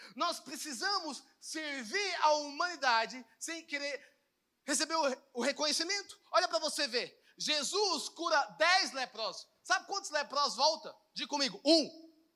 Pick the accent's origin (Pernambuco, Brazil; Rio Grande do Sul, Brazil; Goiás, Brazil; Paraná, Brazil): Goiás, Brazil; Goiânia; eu sou de Goiânia, tá, gente? Eu moro aqui